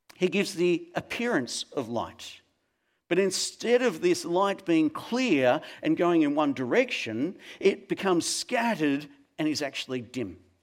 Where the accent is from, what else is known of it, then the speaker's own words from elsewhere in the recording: Melbourne, Victoria, Australia; when I was a young kid growing up in Melbourne